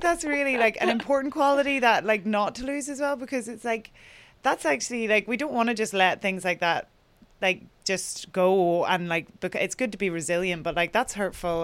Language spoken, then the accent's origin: English; Ireland; moved away as an adult; now in New York, United States; as Irish people in our kind of tradition